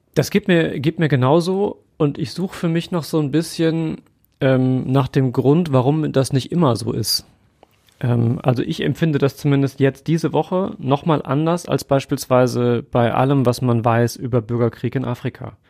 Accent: Germany; wir als Deutsche

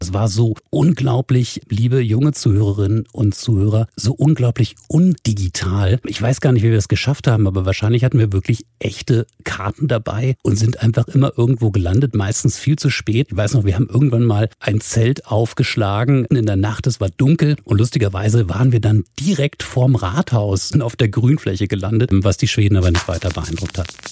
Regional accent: Germany; als Deutsche Kids

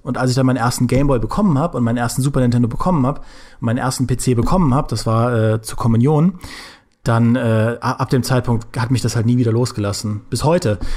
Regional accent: Trier, Rhineland-Palatinate, Germany; Ich komme ja aus Trier, das liegt ja nahe äh, zur Grenze an, zu Luxemburg

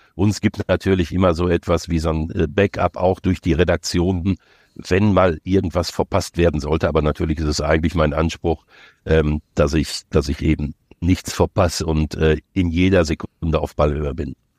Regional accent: near Dortmund, North Rhine-Westphalia, Germany; Ich bin ja groß geworden in der Nähe von Dortmund

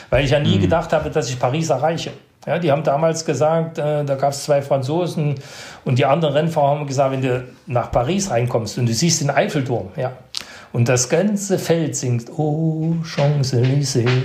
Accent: Netherlands; Also ich bin unten rangekommen als Holländer am Berg der Holländer

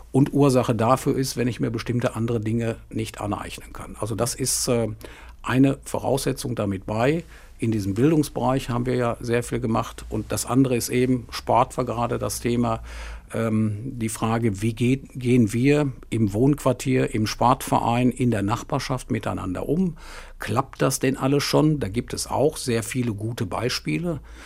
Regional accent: Hagen, North Rhine-Westphalia, Germany; ich bin zunächst mal gebürtiger Hagener, von da aus äh, kenne ich die Stadt von klein auf

